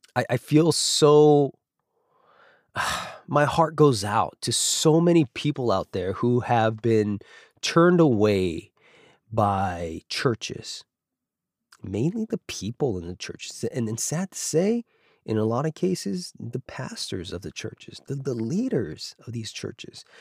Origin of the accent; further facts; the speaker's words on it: Alaska, United States; moved away; also born or lived in Los Angeles; when I was growing up in Alaska